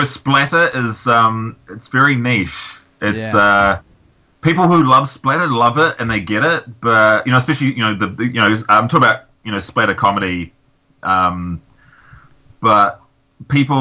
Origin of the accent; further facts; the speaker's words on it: New Zealand; growing up in New Zealand